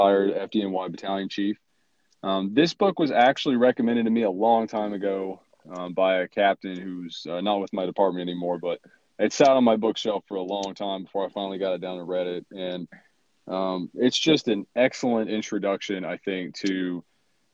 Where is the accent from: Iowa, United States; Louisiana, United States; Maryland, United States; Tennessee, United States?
Tennessee, United States; Knox County; I'm from Knox County, Tennessee. I've been on the fire department here since 2002